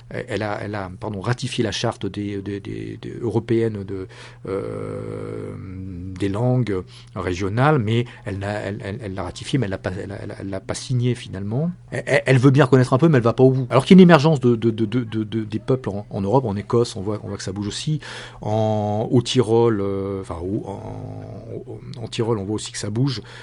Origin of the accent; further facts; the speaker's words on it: France; je suis français